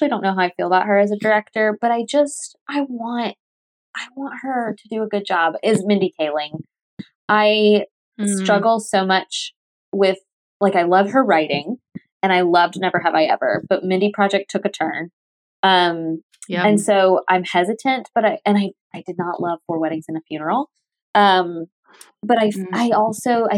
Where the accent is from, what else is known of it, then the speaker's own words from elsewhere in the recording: the South, United States; I'm from the South